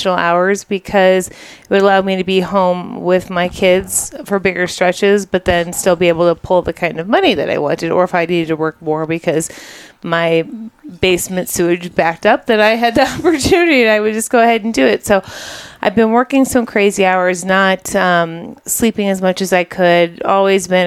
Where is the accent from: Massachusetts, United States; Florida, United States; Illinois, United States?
Illinois, United States; Chicago; also born or lived in Goshen, Indiana; I grew up in Chicago suburbs also